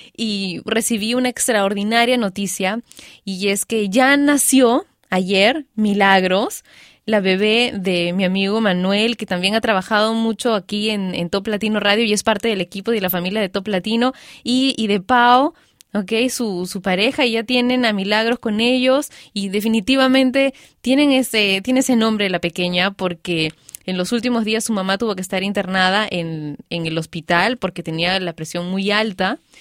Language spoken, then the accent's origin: Spanish; Peru; yo soy peruana y vivo en Perú